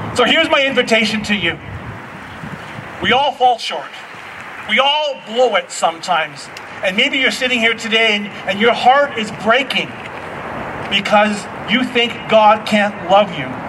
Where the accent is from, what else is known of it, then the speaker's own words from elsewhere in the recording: Coquihalla River area, BC, British Columbia, Canada; me and some buddies, we used to go inner tubing down the Coquihalla River